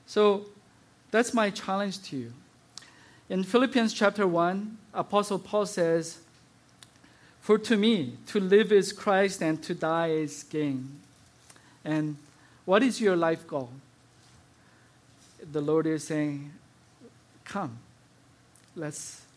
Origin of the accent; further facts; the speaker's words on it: South Korea; moved away; As I was growing up in South Korea